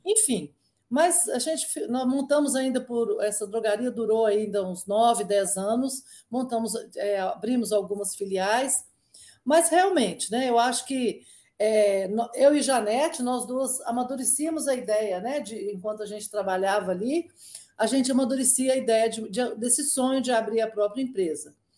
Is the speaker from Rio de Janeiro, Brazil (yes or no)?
no; Inhapim, Minas Gerais, Brazil; moved away as an adult; now in Brasília, Brazil; eu eu sou mineira, né? Me formei lá pela UFMG